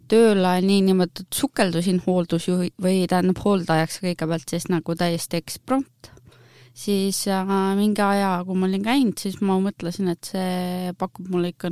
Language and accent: Estonian; Paide, Järva County, Estonia; moved away as an adult; now in Rapla, Estonia; mina olen siis … sündinud ja kasvanud olen tegelikult Paides, aga viimased kümme aastat on siis, äh, on siis mu elu olnud nagu Raplas, töötan siin ja pere on siin